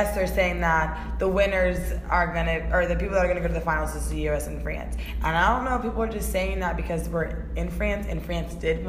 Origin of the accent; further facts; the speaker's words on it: United States; because we're American